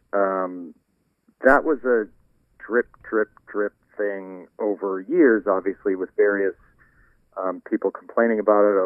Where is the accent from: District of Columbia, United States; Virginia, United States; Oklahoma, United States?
District of Columbia, United States; Washington; a World Series in my hometown